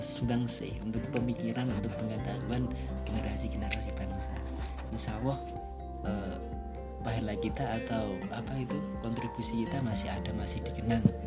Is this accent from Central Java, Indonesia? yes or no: yes; Purwodadi, Central Java, Indonesia; Saya dari Purwodadi